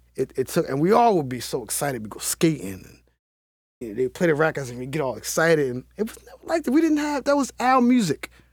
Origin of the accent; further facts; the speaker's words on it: Baltimore, Maryland, United States; the Cherry Hill community in Baltimore City